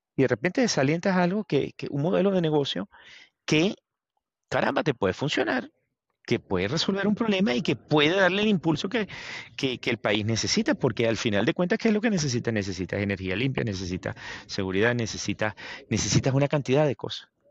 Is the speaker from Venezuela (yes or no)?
yes; Venezuela; moved away; vengo de Venezuela